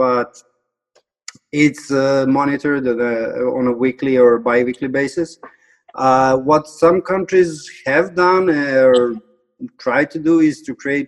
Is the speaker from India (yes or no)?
no; Novi Sad, Vojvodina, Serbia; I come from Novi Sad, Serbia